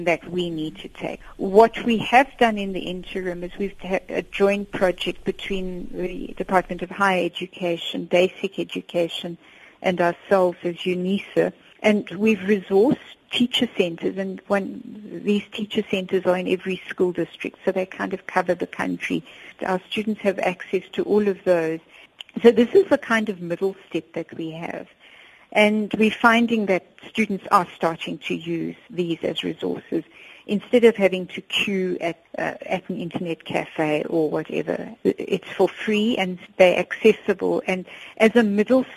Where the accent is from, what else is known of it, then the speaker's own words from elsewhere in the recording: Johannesburg, Gauteng, South Africa; I grew up on Crown Mines in Joburg